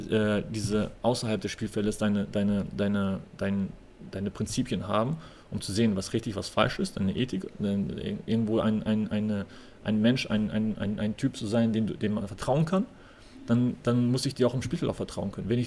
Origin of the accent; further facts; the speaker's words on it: West Germany, Germany; also ich bin halt im Osten geboren, im Westen aufgewachsen, im Westen studiert und dann wieder in den Osten ähm, als Profi zu arbeiten